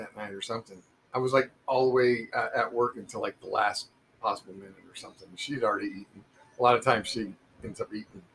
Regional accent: Muncie, Indiana, United States; growing up in Muncie, Indiana

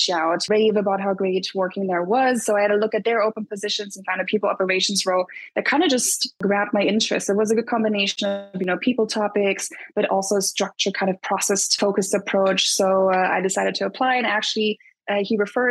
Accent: Berlin, Germany; moved away as an adult; also born or lived in London / Dublin; I grew up in Berlin, but then did my studies in London for 5 years total

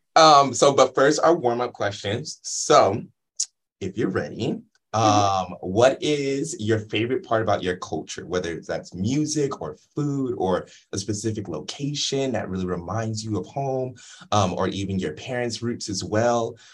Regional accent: Inglewood, California, United States; I'm actually from Inglewood, California

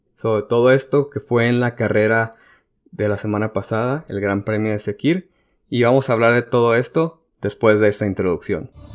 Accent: Mexico; porque soy

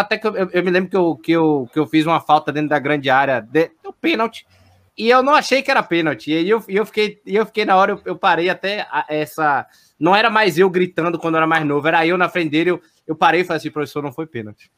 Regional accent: Salvador, Bahia, Brazil; fui criado no Barradão, praticamente

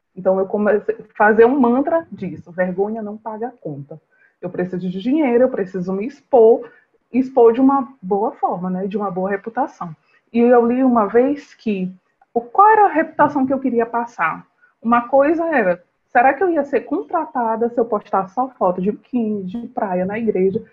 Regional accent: São Luís, Maranhão, Brazil; eu sou de São Luís do Maranhão

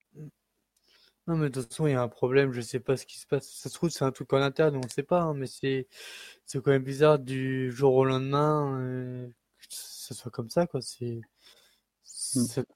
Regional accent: Le Mans, Pays de la Loire, France; de base je suis Manso, je suis né au Mans

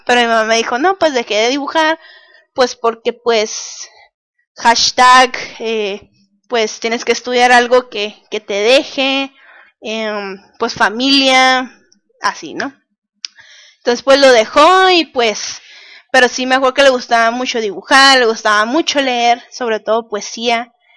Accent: Mexicali, Baja California, Mexico; soy de Mexicali, Baja California

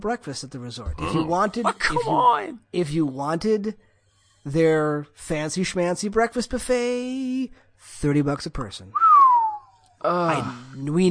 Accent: Midwest, United States; I am from the Midwest.

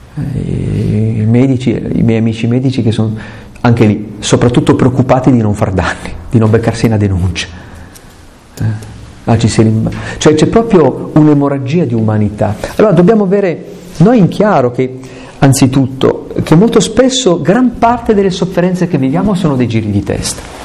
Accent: Italy; sul Gran Paradiso, che è una montagna delle mie parti

